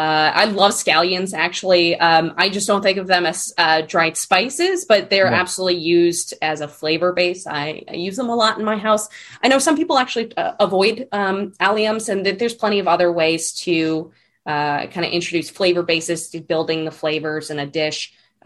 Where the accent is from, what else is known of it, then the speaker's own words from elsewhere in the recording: East Coast, United States; You know, growing up on the East Coast, maple, like real maple syrup